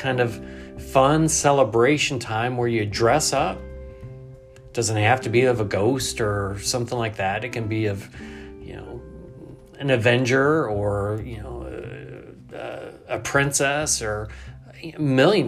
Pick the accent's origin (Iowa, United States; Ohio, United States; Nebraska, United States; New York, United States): New York, United States; growing up in New York. Grew up in a small town.